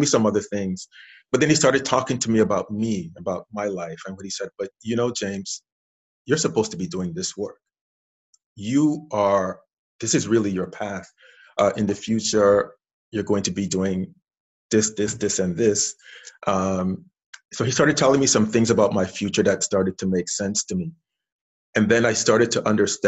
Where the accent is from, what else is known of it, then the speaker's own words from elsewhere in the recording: St. Croix, U.S. Virgin Islands; I'm originally from the Caribbean island of St. Croix, U.S. Virgin Islands. Grew up there, was raised there, went to elementary school there, high school, college there.